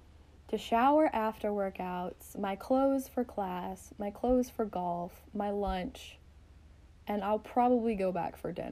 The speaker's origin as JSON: {"language": "English", "region": "the South", "country": "United States", "said": "So we're both from the South, and a very Southern thing is that you have to have a drink when you're on your errands."}